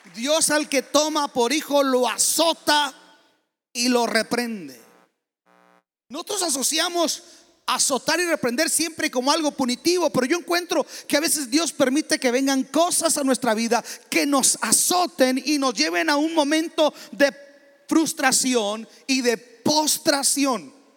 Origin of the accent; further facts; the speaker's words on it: Mexico; moved away; yo soy mexicano